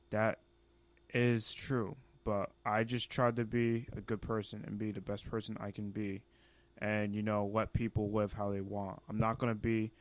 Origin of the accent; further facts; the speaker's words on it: Ghana; i'm ghanaian you know that's my home country that's where i'm from that's where i originate